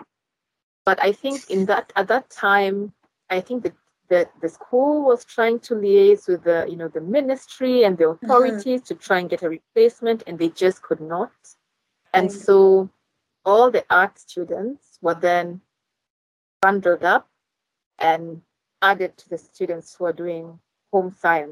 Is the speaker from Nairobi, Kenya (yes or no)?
yes; Nairobi, Kenya; moved away; I was born and raised in Nairobi and went to school in Nairobi, did my university in Nairobi